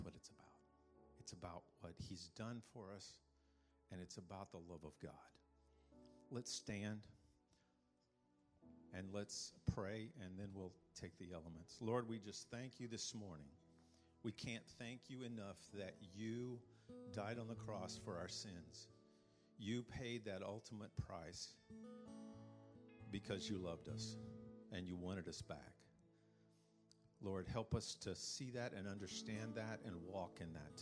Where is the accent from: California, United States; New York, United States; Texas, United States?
Texas, United States; San Angelo; I'm a country boy. I grew up in San Angelo playing with horned frogs and in the dirt.